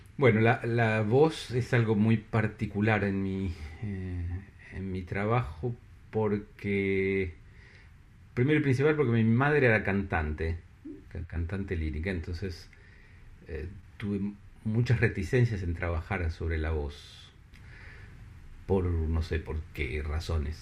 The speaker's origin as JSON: {"language": "Spanish", "town": "La Plata", "region": "Buenos Aires Province", "country": "Argentina", "tie": "born or raised there", "moved": "as an adult", "lives_now": "Paris, France", "said": "en, La Plata, en mi ciudad natal"}